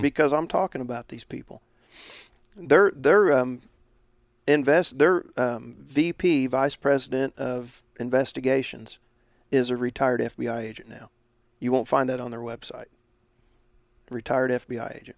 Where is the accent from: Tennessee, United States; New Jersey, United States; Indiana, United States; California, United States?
Indiana, United States; my home state, Indiana